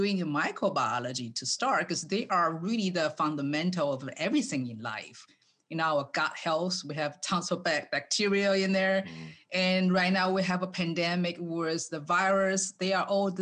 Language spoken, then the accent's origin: English; Taiwan; English is a second language; moved away as an adult; now in United States; when I growing up in Taiwan